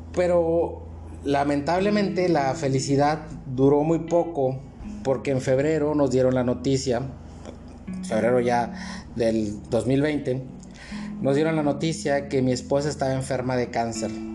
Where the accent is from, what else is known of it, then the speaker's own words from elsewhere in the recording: Matamoros, Tamaulipas, Mexico; nosotros somos de Matamoros